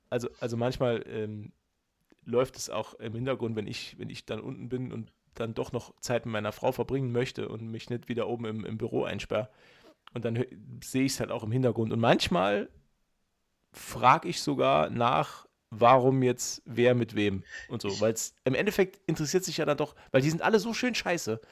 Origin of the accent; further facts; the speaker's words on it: Saarland, Germany; als Saarländer